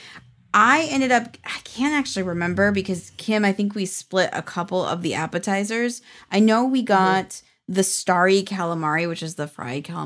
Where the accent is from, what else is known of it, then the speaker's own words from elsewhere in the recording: Pacific Northwest, United States; I grew up in the Pacific Northwest